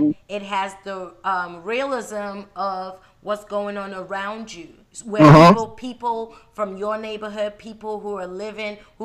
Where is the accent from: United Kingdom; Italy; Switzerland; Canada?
United Kingdom; England; moved away; I'm from England, so we don't really celebrate Memorial Day.